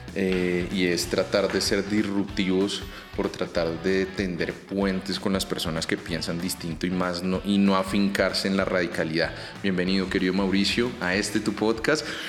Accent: Bogotá, Colombia; Nosotros nosotros como rolos

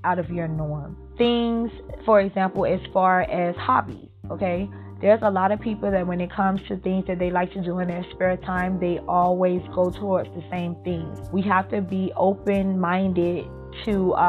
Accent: Miami, Florida, United States; I was born and raised here in Miami

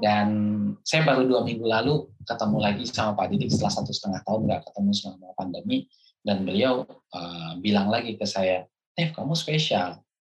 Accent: Minangkabau, West Sumatra, Indonesia; sebagai orang Minang

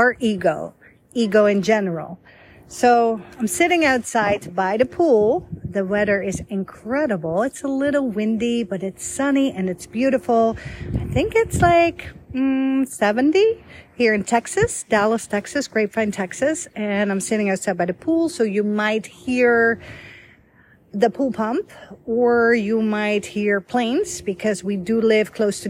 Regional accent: Voorschoten, South Holland, Netherlands; first language Dutch; English is a second language; also born or lived in Egypt / Rome, Italy / Budapest, Hungary / Canada; now in United States; I was born and raised in Holland

